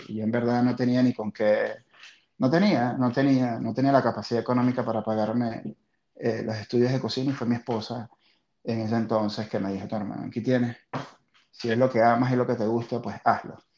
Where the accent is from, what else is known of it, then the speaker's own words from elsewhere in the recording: Venezuela; la venezolana, obviamente, que es la de mi tierra la que amo con locura